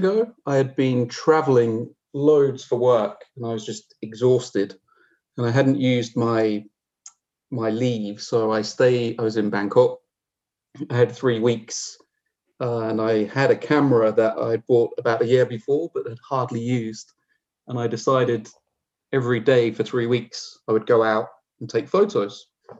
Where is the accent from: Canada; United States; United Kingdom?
United Kingdom; England; also born or lived in Newcastle; I'm originally from Newcastle in the UK, though I don't have too much of an accent. As part of my sort of nomadic existence, I grew up on the south coast of England.